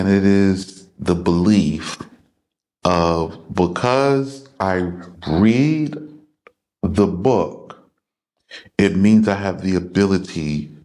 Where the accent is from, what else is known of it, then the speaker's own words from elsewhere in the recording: United States; moved away as an adult; I was born in America, I know the customs and the cultures